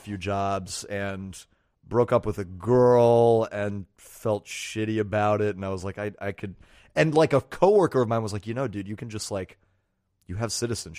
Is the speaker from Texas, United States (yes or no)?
yes; Texas, United States; moved away as an adult; also born or lived in France; I was born in Texas.